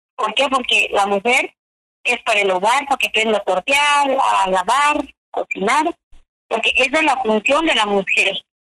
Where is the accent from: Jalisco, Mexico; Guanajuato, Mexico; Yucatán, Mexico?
Yucatán, Mexico; Chumayel; Yo vengo de Chumayel, Yucatán